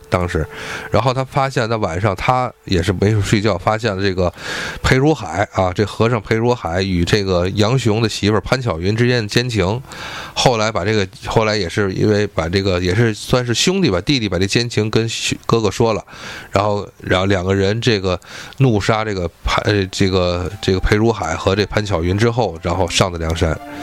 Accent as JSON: {"language": "Chinese", "region": "Tianjin", "country": "China", "accent": "Tianjin dialect", "said": "我们天津话"}